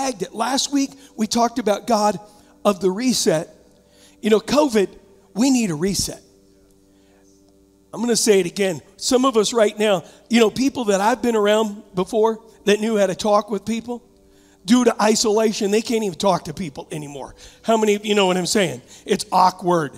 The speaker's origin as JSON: {"language": "English", "town": "Huntington", "country": "United States", "tie": "born or raised there", "also_born_or_lived": "San Diego", "moved": "yes", "lives_now": "Michigan, United States", "said": "I was raised in Huntington."}